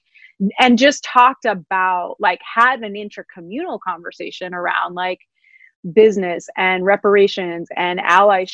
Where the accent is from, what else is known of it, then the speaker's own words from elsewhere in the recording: New York, United States; I'm a New Yorker